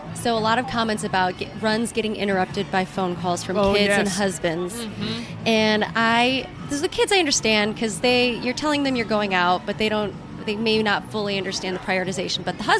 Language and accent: English; Chicago, Illinois, United States; because I'm from Chicago.